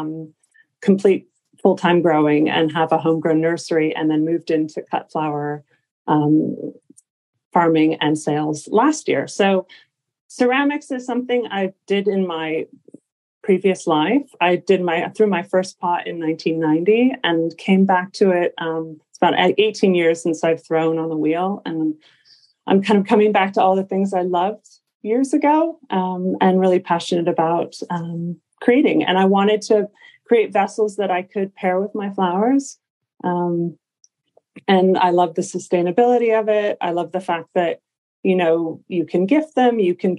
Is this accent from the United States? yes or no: yes; Los Angeles, California, United States; moved away; I'm from Los Angeles originally. So I'm a Californian, born and raised